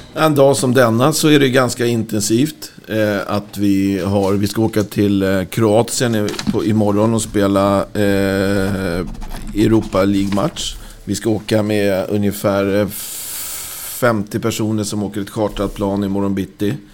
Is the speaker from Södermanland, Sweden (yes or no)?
no; Rö, Stockholm County, Sweden; i Röda där jag växte upp